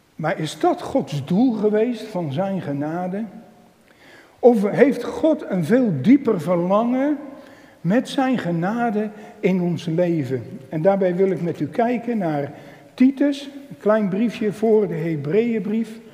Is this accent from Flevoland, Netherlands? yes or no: yes; Emmeloord, Flevoland, Netherlands; ik ben van Emmeloord en omgeving